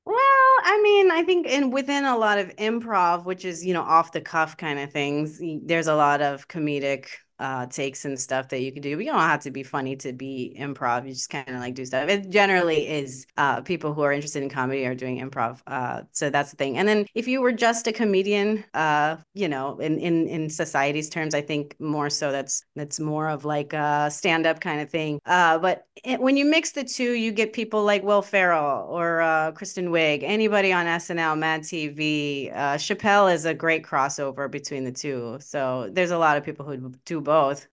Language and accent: English; Baltimore, Maryland, United States; I'm from Baltimore, uh, Maryland.